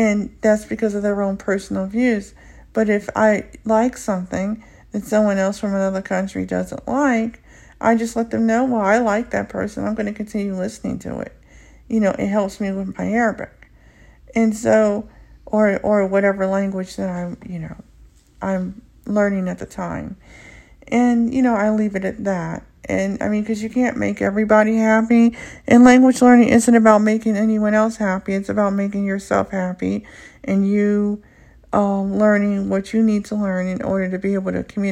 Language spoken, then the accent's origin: English; United States; first language English; I'm a native born English speaker here in the U.S. and I'm African American